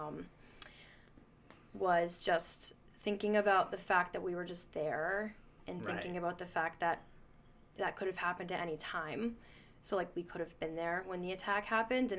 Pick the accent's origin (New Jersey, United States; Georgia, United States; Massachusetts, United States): Massachusetts, United States; Melrose; growing up in Melrose, where I'm from, our temple's really small in Melrose